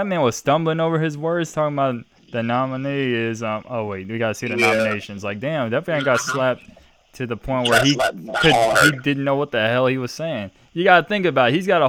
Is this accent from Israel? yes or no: no; Norfolk, Virginia, United States; I'm from Norfolk.